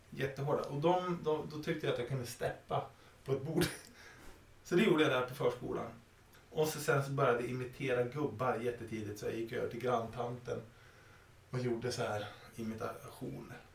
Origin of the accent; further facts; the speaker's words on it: Sweden; när jag var liten och vi flyttade ut på landet till min hemby Valne